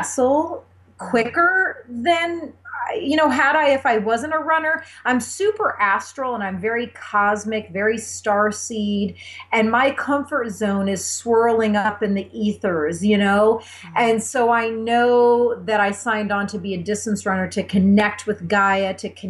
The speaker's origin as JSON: {"language": "English", "region": "Indiana", "country": "United States", "tie": "born or raised there", "said": "I grew up in a tiny town in the Midwest in Indiana"}